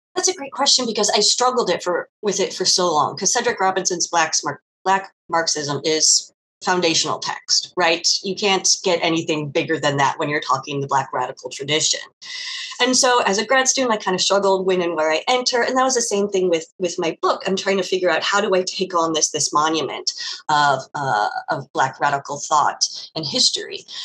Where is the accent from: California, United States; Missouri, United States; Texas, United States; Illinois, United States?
Missouri, United States; St. Louis; growing up in St. Louis, for a white girl in, in public schools and then private schools